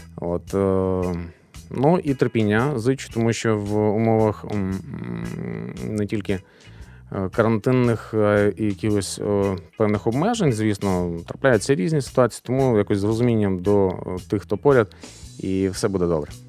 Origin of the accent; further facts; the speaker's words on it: Lutsk, Volyn Oblast, Ukraine; наше рідне місто Луцьк.